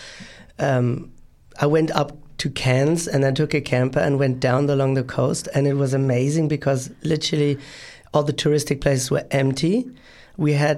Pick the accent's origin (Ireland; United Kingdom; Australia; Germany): Germany; Berlin; Berlin is a very touristic, my hometown is a very touristic place